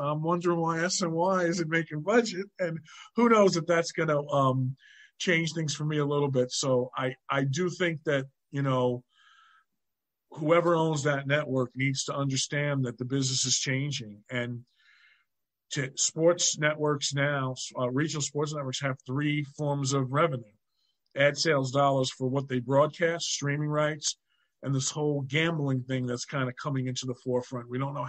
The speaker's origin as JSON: {"language": "English", "town": "New York City", "region": "New York", "country": "United States", "tie": "born or raised there", "said": "I grew up in the Bronx."}